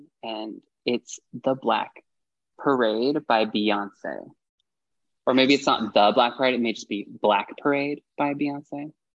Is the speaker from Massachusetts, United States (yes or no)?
no; Fresno, California, United States; I grew up in Fresno, California